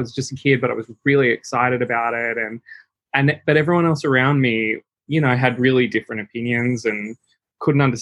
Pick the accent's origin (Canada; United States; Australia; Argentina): Australia; Sydney, New South Wales; I grew up in the Hills District.